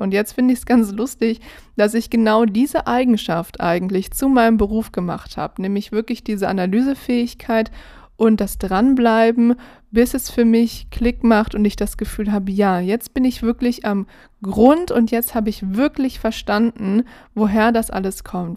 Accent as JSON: {"language": "German", "region": "Berlin", "country": "Germany", "tie": "born or raised there", "said": "ich bin ja in Berlin groß geworden"}